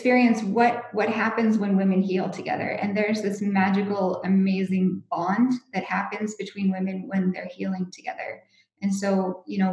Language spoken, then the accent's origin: English; United States; moved away; I'm from the States